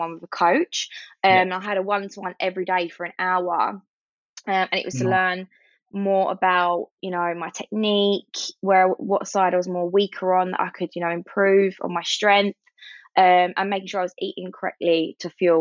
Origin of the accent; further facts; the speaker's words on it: London, United Kingdom; also born or lived in Sydney; I think I'm such a Londoner. I didn't realise how much of a Londoner I was.